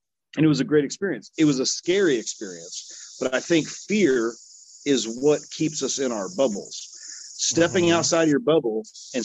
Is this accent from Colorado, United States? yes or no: no; West Hollywood, California, United States; also born or lived in Compton, California; I grew up in Southern California, West Hollywood